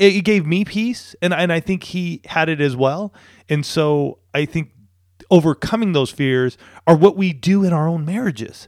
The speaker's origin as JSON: {"language": "English", "town": "Banning", "region": "California", "country": "United States", "tie": "born or raised there", "moved": "as an adult", "lives_now": "San Diego, United States", "said": "I grew up in a place called Banning"}